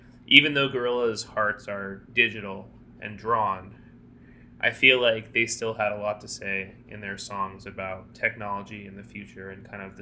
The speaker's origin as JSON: {"language": "English", "region": "South Florida", "country": "United States", "tie": "born or raised there", "said": "I grew up in South Florida"}